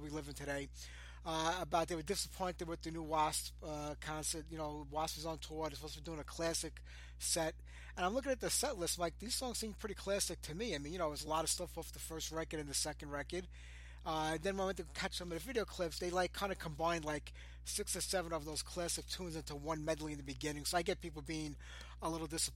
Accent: New York City, New York, United States; I was born and raised in Brooklyn.

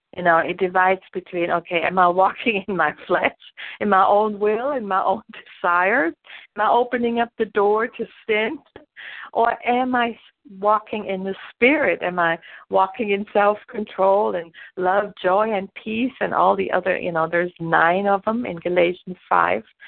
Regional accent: Germany; born or raised there; English is a second language; moved away as an adult; also born or lived in New Jersey; now in Jacksonville, United States

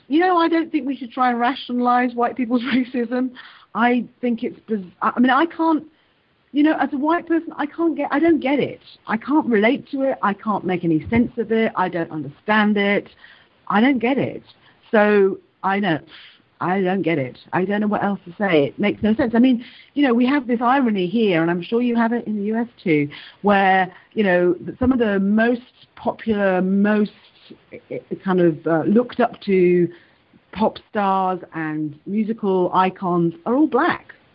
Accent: Wales, United Kingdom; moved away; also born or lived in London / England; I was born in London. I was taken to Wales. I grew up in Wales, then moved back to England, and then have moved recently back to Wales

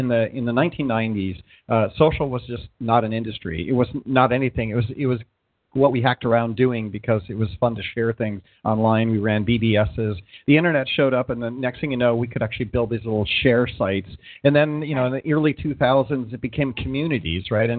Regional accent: Ohio, United States; also born or lived in Wisconsin; now in California, United States; I grew up in Ohio

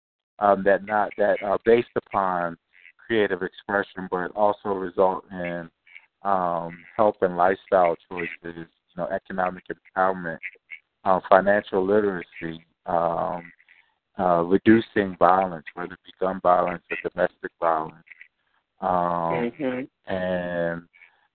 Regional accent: Venezuela; now in Philadelphia, United States; I'm originally from Venezuela

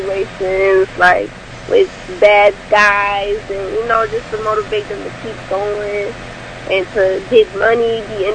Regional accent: Orlando, Florida, United States; I'm a rapper from Florida, Orlando, Florida.

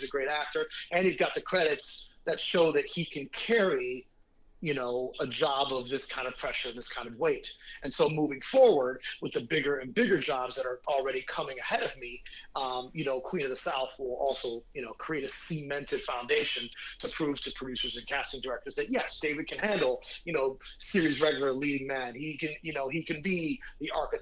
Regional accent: Mexico City, Mexico; moved away; I was raised in Mexico City for 5 years, so I speak Spanish natively

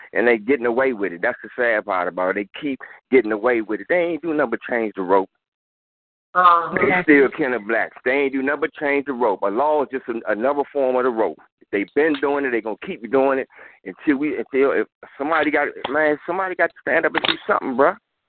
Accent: Washington, District of Columbia, United States; because I'm from the District of Columbia

